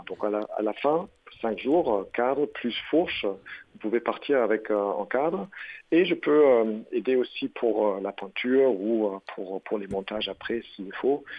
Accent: Germany; French is a second language; now in France; je suis allemand

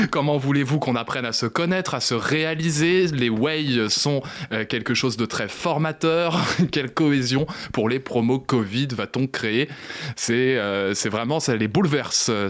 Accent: France; moins de morts que chez nous en France, bon franchouillard.

